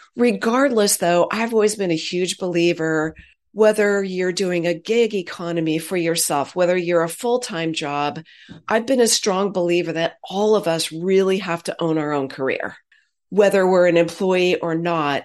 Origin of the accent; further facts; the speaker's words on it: Silicon Valley, California, United States; I'm a Silicon kid. I grew up in Silicon Valley.